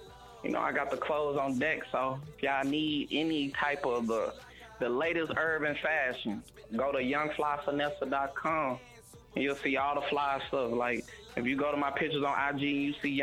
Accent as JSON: {"language": "English", "region": "Arkansas", "country": "United States", "tie": "born or raised there", "also_born_or_lived": "Milwaukee", "moved": "as an adult", "lives_now": "Texas, United States", "said": "I went back to Arkansas to my hometown"}